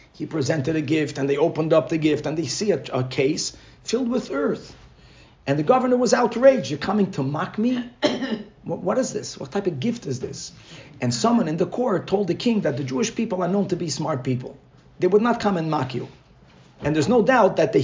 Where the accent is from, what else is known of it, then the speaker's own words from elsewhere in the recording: Brazil; moved away; I grew up in Brazil